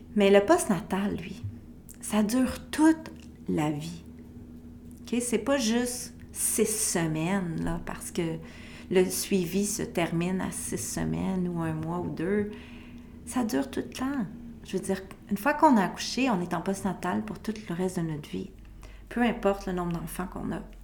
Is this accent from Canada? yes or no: yes; Quebec, Canada; chez moi au Québec